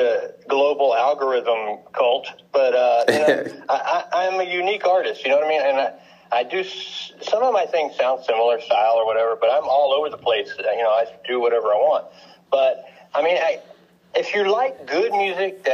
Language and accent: English; Houston, Texas, United States; I'm from Houston, Texas, and I haven't been able to escape here yet